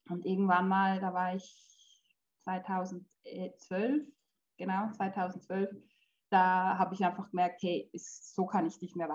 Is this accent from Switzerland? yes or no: yes; Switzerland; born there; also born or lived in Poland; also ich bin in der Schweiz geboren und die ersten drei Jahre meines Lebens waren eigentlich schön.